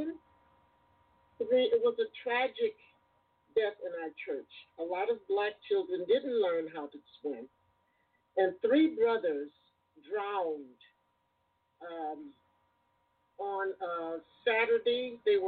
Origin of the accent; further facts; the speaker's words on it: Gary, Indiana, United States; also born or lived in East Chicago, Indiana; I was born in East Chicago, Indiana, but raised basically in Gary, Indiana